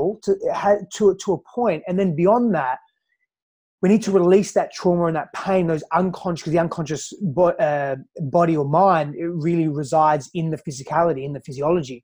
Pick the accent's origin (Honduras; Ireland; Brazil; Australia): Australia; also born or lived in Greece; now in San Diego, United States; I'm from Australia. I was born in Australia, but I grew up in Greece and Australia